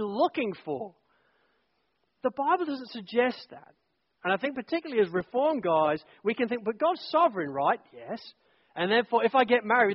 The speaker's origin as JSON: {"language": "English", "region": "England", "country": "United Kingdom", "said": "I'm an English guy"}